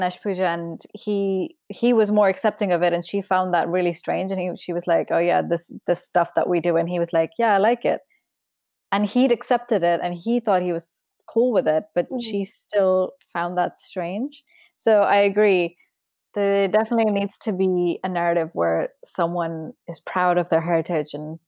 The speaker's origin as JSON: {"language": "English", "country": "Pakistan", "tie": "born or raised there", "moved": "as an adult", "lives_now": "England, United Kingdom", "said": "I moved to England when I was 18. So I was already, you know, I'm born and brought up in Pakistan. I had the accent."}